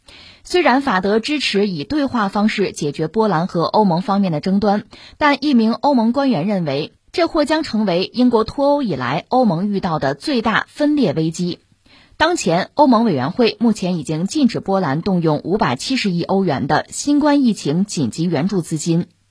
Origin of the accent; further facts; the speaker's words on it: China; 我们中国人